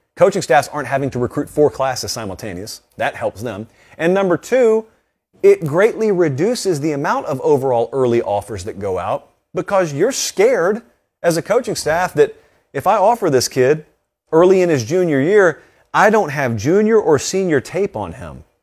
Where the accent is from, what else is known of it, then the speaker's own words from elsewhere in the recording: the South, United States; I grew up in the South